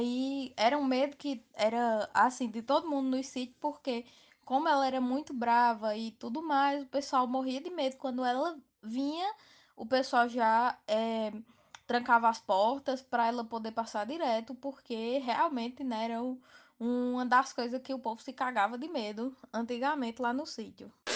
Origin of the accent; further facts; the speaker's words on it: Campina Grande, Paraíba, Brazil; sou de Campina Grande, na Paraíba